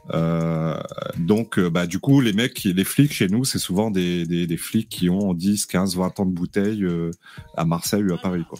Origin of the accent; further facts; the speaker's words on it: Réunion; chez moi, à La Réunion